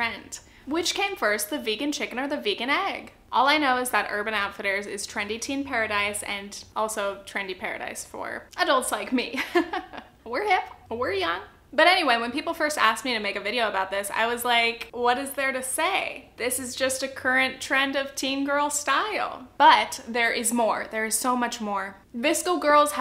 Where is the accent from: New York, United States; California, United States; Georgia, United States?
California, United States; Southern; I'm from Southern California